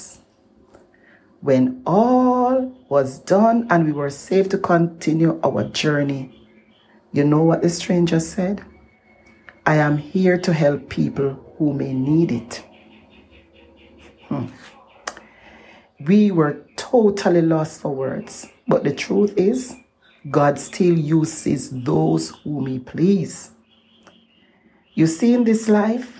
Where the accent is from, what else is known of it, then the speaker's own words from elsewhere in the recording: Jamaica; moved away; my home country in Jamaica